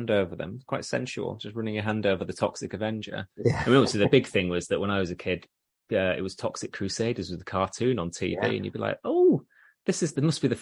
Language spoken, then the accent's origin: English; Leeds, Yorkshire and the Humber, United Kingdom; I'm from Leeds and York's only a hop, skip and a jump away.